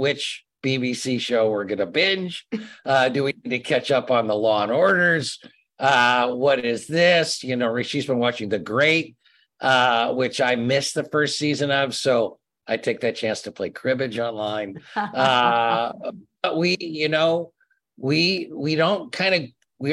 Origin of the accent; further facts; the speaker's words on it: East Lansing, Michigan, United States; where I grew up in East Lansing